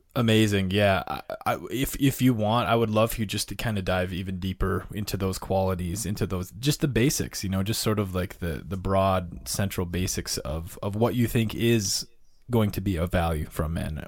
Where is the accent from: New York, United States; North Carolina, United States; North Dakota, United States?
North Dakota, United States; moved away; I grew up in North Dakota in a small town